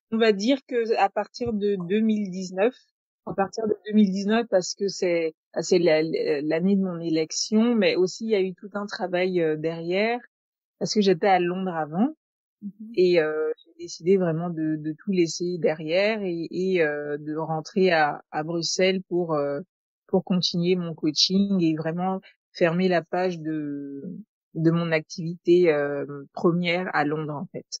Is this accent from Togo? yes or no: yes; Togo; chez nous au Togo